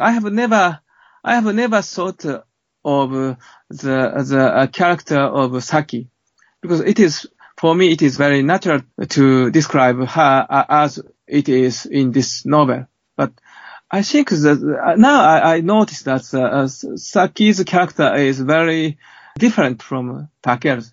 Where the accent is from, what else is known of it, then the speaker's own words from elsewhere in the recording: Japan; my hometown. And this is a, small hamlet on the seaside